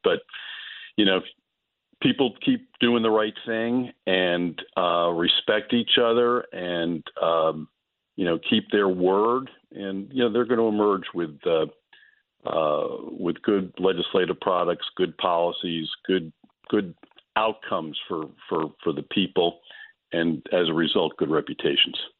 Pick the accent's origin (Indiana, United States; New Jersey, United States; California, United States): New Jersey, United States; Monmouth County; my hometown senators